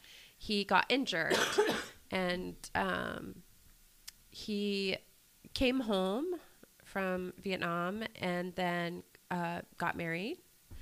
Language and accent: English; Oregon, United States; born or raised there; also born or lived in Tualatin